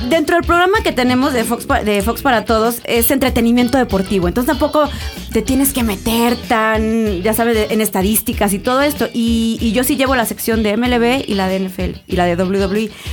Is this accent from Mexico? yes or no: yes; Córdoba, Veracruz, Mexico; moved away as an adult; now in Mexico City, Mexico; Yo nací aquí porque mis papás sí son de aquí, mis abuelas y todos son de Veracruz y yo viví toda mi vida en, Veracruz.